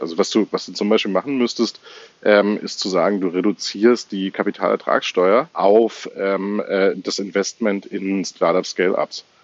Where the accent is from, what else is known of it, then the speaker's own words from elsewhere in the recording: Germany; wir eben als Deutsche